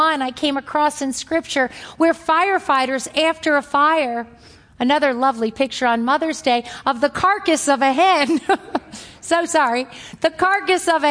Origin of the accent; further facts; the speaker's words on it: New York, United States; accent: New York; my New York accent